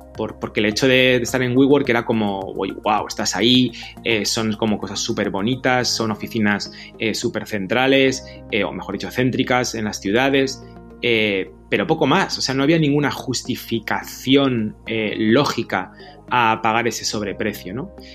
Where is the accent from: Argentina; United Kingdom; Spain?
Spain; Madrid, Community of Madrid; also born or lived in Galicia; He nacido en Madrid, Galicia, por supuesto